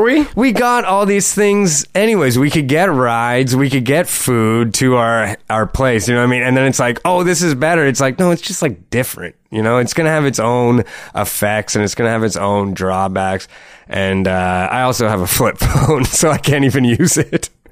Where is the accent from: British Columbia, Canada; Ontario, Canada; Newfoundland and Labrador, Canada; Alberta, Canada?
Ontario, Canada; Sault Ste. Marie; now in Toronto, Canada; growing up in Sault Ste. Marie, which is like just like economically like devastated place